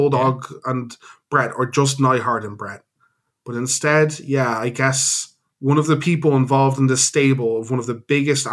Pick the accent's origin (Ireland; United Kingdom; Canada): Ireland; We're Irish.